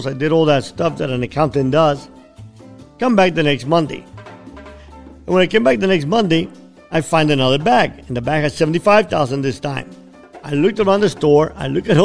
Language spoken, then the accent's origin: English; Cuba; also born or lived in Miami; now in United States; I came from Cuba